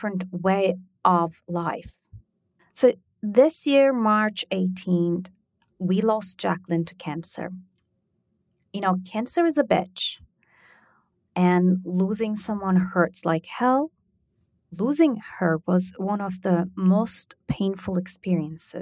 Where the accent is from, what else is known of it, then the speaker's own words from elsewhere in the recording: Turkey; moved away; I grew up in Turkey